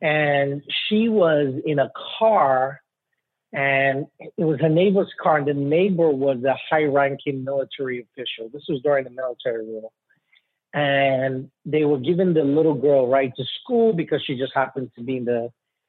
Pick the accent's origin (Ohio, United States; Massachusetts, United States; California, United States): Ohio, United States; Columbus; born there; So I was born in Columbus, Ohio.